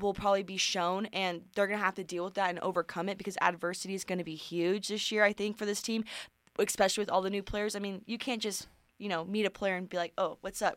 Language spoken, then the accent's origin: English; Sacramento, California, United States; moved away as an adult; now in Reno, United States; that's my hometown. Sac, I'm from Sacramento